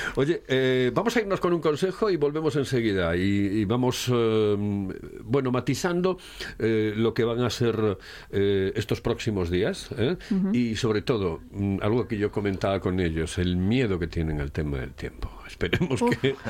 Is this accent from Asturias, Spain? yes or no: yes; Asturias, Spain; se cogieron unas costumbres que no teníamos como asturianos